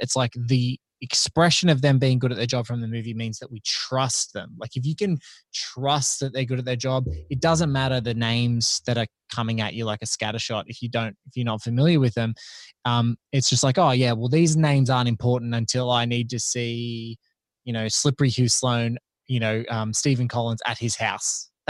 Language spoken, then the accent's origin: English; Australia; And I'm like, in my mind as an Aussie, we just never had any conception of that.